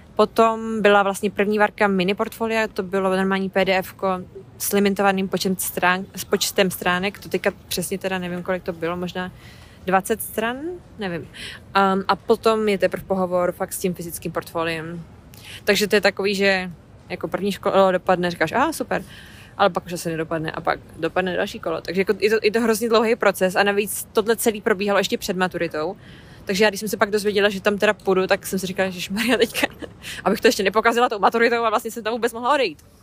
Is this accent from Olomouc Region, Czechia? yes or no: no; Hradec Králové, Hradec Králové Region, Czechia; moved away as an adult; now in London, United Kingdom; Jsem původně z Hradce Králové, ale už pátým rokem žiju tak na půl v Londýně